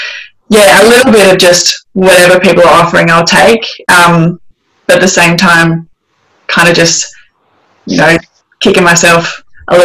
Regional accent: Adelaide, South Australia, Australia; moved away as an adult; now in Scotland, United Kingdom; the Adelaide Thunderbirds were the Suncorp team. They still are sort of in my hometown

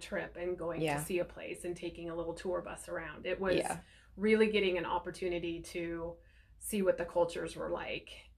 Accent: Blaine, Washington, United States; moved away as an adult; also born or lived in East Coast; I grew up in Washington. I grew up on the Canadian border in Blaine.

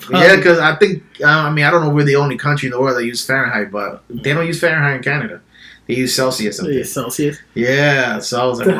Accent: New York City, New York, United States; we're from New York City

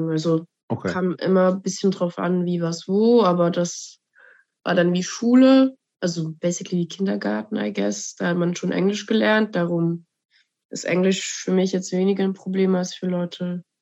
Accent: Bern, Switzerland; ich bin dann effektiv in Bern aufgewachsen, lange

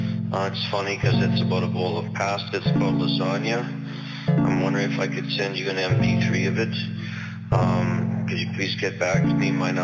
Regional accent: Canada; I am from Dunkeller, Canada.

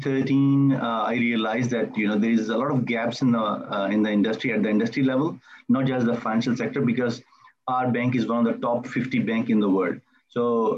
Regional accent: Melbourne, Victoria, Australia; I am from Melbourne, Australia

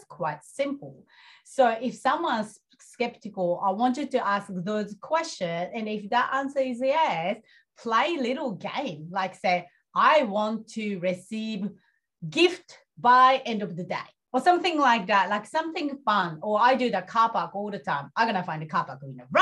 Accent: Japan; moved away; I'm coming from Japan

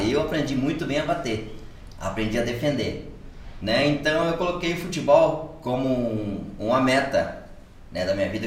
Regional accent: Piraju, São Paulo, Brazil; also born or lived in Osasco; Eu nasci, eu nasci em Osasco. Nasci em Osasco, sou Osasco de berço, né? Mas fui criado em Piraju.

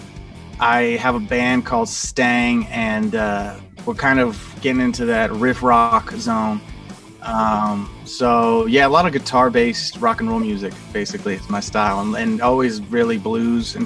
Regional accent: Bay Area, California, United States; now in Los Angeles, United States; I'm from California, United States, originally from the Bay Area. I currently live in Los Angeles, California

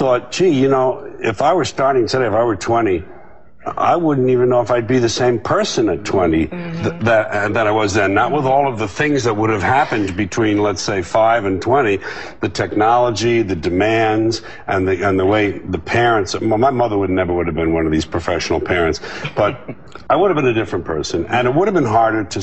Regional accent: New York City, New York, United States; It was my hometown.

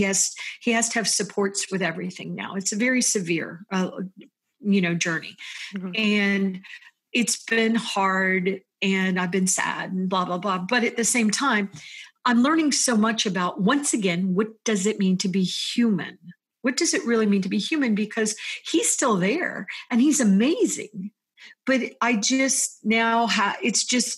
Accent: United States; also born or lived in Florida / Virginia; as an American

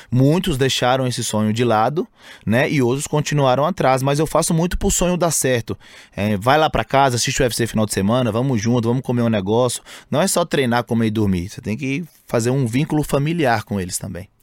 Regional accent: Montes Claros, Minas Gerais, Brazil; moved away as an adult; now in São Paulo, Brazil; Eu saí de Montes Claros, né? Uma cidade pacata, interior de Minas

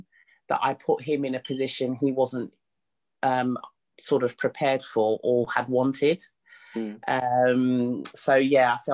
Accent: London, United Kingdom; I was born in Mother's Hospital, which is in Hackney, in East London. Born and raised

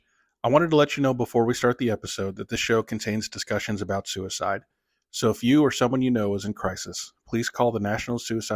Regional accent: Savannah, Georgia, United States; And I'm from Savannah, Georgia, actually. Yeah, I grew up there.

